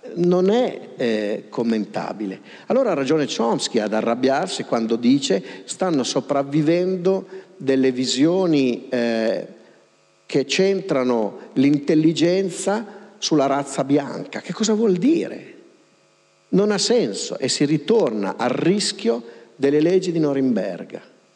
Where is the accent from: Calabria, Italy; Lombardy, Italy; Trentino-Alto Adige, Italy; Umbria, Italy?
Lombardy, Italy; Pavia; io sono di Pavia